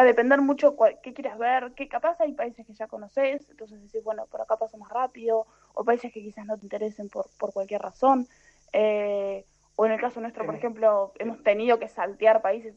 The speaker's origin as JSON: {"language": "Spanish", "country": "Argentina", "moved": "as an adult", "said": "soy argentina"}